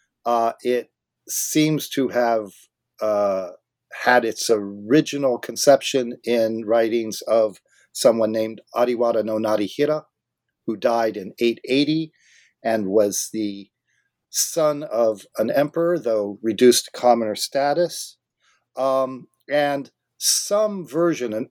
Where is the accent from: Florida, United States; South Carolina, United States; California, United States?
California, United States; Southern; now in Vancouver, Canada; I grew up in Southern California